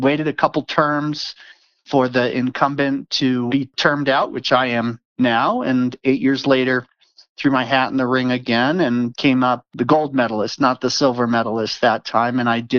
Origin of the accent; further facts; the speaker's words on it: California, United States; moved away as an adult; now in Colorado, United States; I grew up in California, but I loved Colorado, went to university here, and kept trying to figure a way to get back.